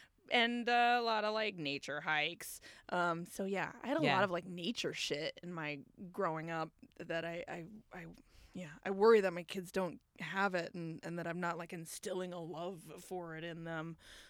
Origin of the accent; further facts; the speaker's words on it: Minnesota, United States; moved away; I'm from Minnesota